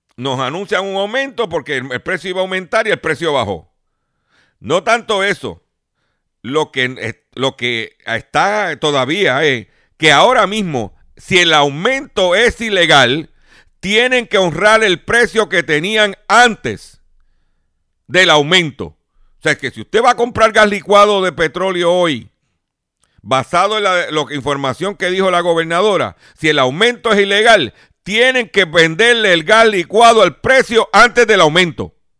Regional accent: Lares, Puerto Rico; en mi pueblo de Lares

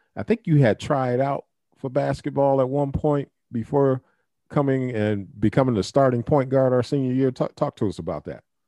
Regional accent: Toledo, Ohio, United States; I grew up in the Scott district

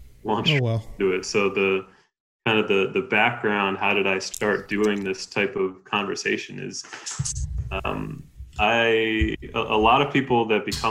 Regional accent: New York, United States; moved away as an adult; also born or lived in Colorado; I'm from New York

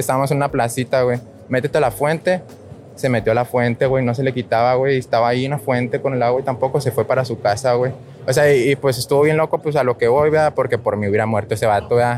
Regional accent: Pedernales, Michoacán, Mexico; moved away; also born or lived in Morelia / Lázaro Cárdenas; De Michoacán he vivido en Morelia, Lázaro, pero yo soy de pueblo

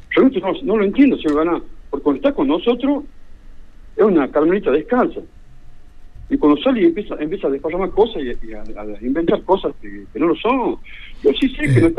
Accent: Cuba; somos todos cubanos o sea, no, no sé cuál puede pasar eh, lo contrario.

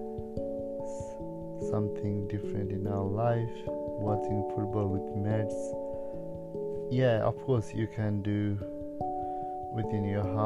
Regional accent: Nepal; now in Australia; I'm originally from Nepal

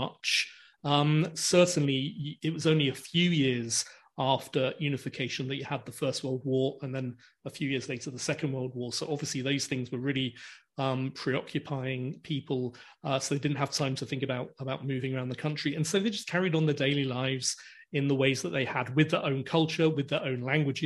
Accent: England, United Kingdom; also born or lived in Venice, Italy; I was born in Italy, but when I was about 3 years old, moved to England, and with my Italian father and my English mother

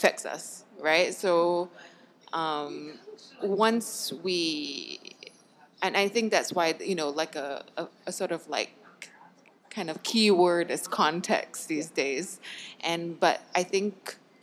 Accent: Malaysia; as Malaysians

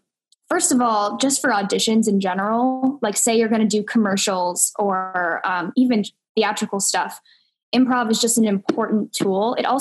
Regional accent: Santa Clarita, California, United States; born there; I was actually born in LA, Santa Clarita, to be specific. And then I kind of like moved around my whole life. So I've been in at least five different states.

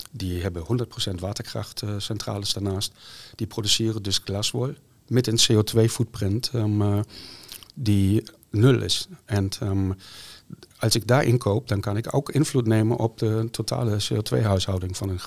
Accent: Germany; Dutch is a second language; now in Netherlands; Nee, ik kom uit Duitsland.

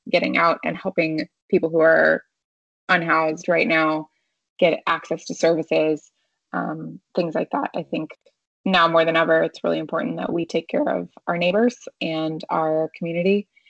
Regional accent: United States; my hometown was home to the Cherokee people

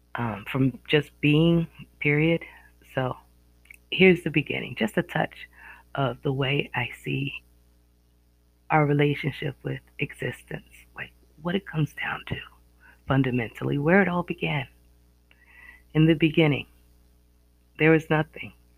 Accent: Northeast America, United States; accent: Northeast American; Excuse my accent, my Northeast American accent.

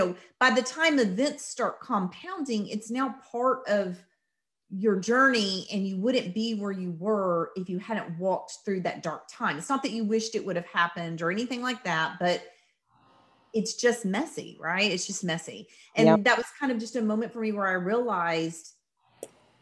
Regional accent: the South, United States; I'm from the South

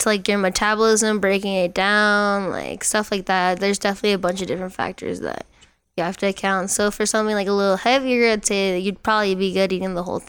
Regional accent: Philippines; since I'm Filipino, I'll do like teriyaki bowls, like lumpia, stuff like that.

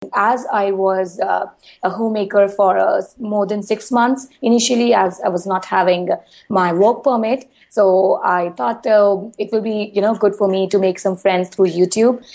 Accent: India; being an Indian girl

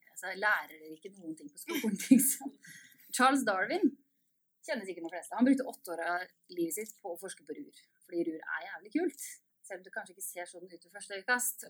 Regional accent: Østfold, Norway; moved away as an adult; also born or lived in Sarpsborg; now in Bergen, Norway; jeg er fra Østfold

